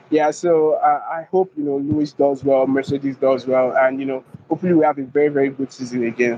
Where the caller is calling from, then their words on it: Abuja, Federal Capital Territory, Nigeria; I'm speaking from Abuja.